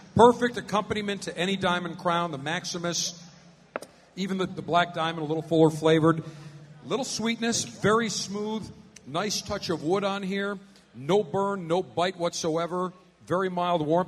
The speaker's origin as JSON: {"language": "English", "town": "Buffalo", "region": "New York", "country": "United States", "tie": "born or raised there", "moved": "yes", "lives_now": "Tampa, United States", "said": "the Buffalo Alpha Pleasure Fest, my hometown"}